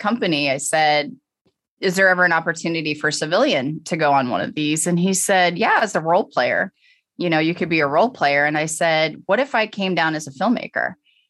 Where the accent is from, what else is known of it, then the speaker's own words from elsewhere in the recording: St. Louis, Missouri, United States; Yes, okay. I am from St. Louis and did some work with the Cardinals.